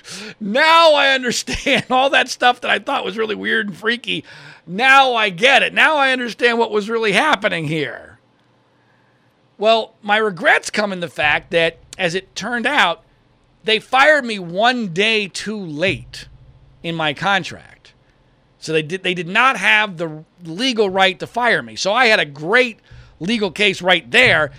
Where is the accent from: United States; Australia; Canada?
United States; Washington Crossing, Pennsylvania; moved away as an adult; also born or lived in Philadelphia, Pennsylvania / Louisville, Kentucky; my home where I grew up in Washington Crossing, Pennsylvania